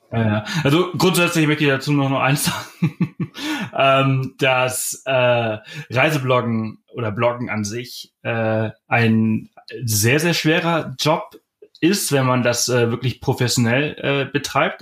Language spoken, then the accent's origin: German; Germany; wir als Deutsche